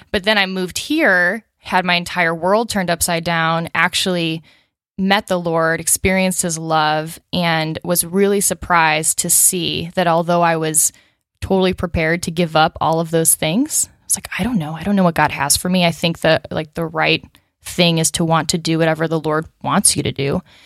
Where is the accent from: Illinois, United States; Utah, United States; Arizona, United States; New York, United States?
Illinois, United States; Chicago; moved away as an adult; also born or lived in Los Angeles; now in Nashville, United States; I was born outside Chicago in the suburbs